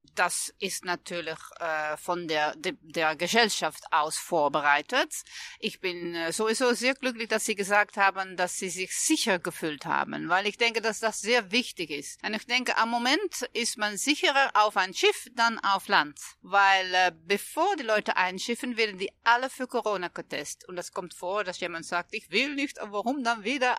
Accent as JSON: {"language": "German", "country": "Netherlands", "second_language": "German", "said": "Ich äh, bin Holländerin"}